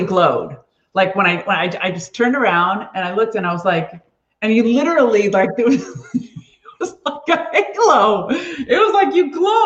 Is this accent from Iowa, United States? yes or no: no; Beverly Hills, California, United States; I grew up in Beverly Hills